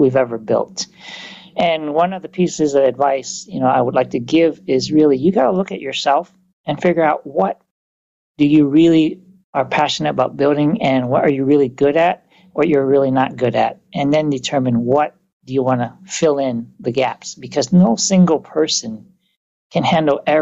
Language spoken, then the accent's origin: English; Vietnam; now in United States; I grew up in Vietnam